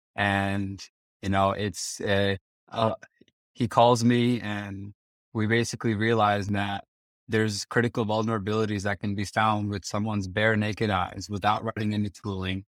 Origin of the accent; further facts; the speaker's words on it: Princeton, New Jersey, United States; moved away as an adult; also born or lived in Kyiv, Ukraine / Las Vegas; I was born and raised in Prince in New Jersey